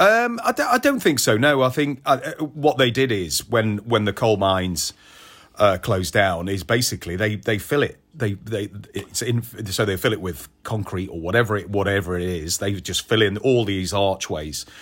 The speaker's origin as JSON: {"language": "English", "town": "Audley", "region": "West Midlands", "country": "United Kingdom", "tie": "born or raised there", "said": "I'm from Stoke, from a little village called Audley, which is near Old Sager, which is, uh, junction nineteen off the M six. Uh, born and bred there"}